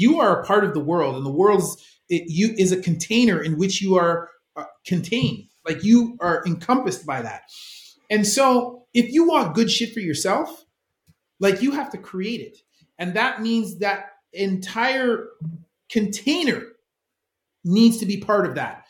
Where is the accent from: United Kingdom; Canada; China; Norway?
Canada; I'm a Canadian